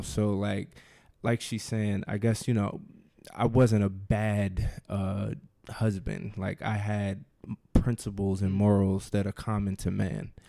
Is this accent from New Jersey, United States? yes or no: yes; New Jersey, United States; now in Washington, D.C., United States; I am from New Jersey. I live in D C with my wife, Rashida